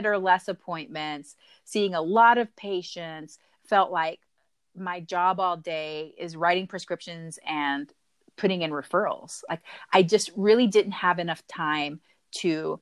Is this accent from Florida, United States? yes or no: no; Huntsville, Texas, United States; So I grew up both in Texas, a small town called Huntsville, which is about 45 minutes north of Houston, Texas. But I would spend every summer in Panama.